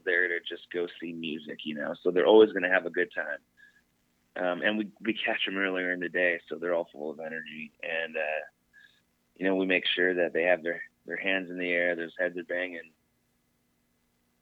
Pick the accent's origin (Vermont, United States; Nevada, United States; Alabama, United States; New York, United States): Nevada, United States; Las Vegas; I grew up in Vegas with Jake